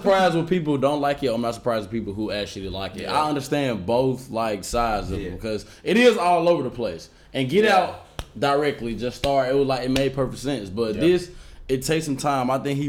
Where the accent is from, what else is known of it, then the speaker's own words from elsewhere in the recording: Memphis, Tennessee, United States; now in Los Angeles, United States; I'm from Memphis, Tennessee. Now, I live out here in L.A. We both moved out here at the same time.